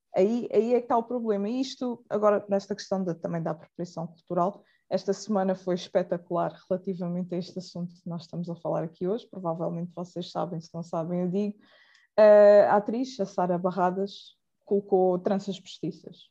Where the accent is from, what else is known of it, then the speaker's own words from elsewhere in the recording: Portugal; eu nasci cá, uh, em Portugal, cá, Portugal é, é cá